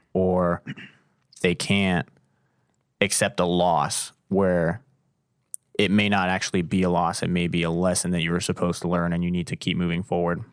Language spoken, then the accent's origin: English; Canton, Ohio, United States; I grew up down in Canton, the South